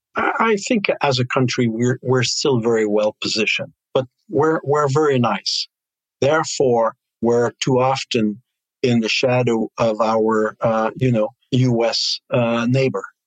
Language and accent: English; Canada; we have as Canadian, also as we have here in Montreal